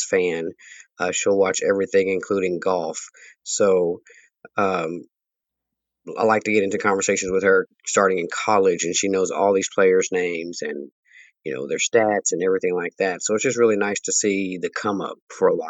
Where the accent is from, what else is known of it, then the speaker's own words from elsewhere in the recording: Dallas, Texas, United States; I am from Dallas, Texas